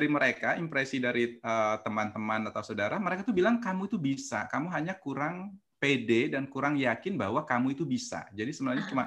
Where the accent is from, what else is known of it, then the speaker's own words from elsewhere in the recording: Lampung, Indonesia; Saya aslinya orang Lampung.